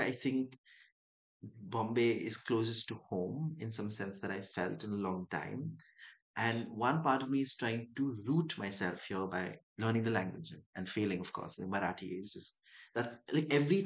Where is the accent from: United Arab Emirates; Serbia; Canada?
United Arab Emirates; Dubai; also born or lived in Chennai, India; now in Mumbai, India; I grew up in Dubai, and I grew up in Dubai and Chennai for a bit